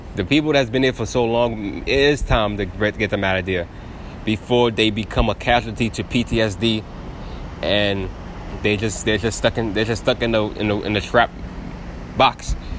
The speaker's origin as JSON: {"language": "English", "country": "United States", "tie": "born or raised there", "said": "Yes, I am an American citizen. I was born in America"}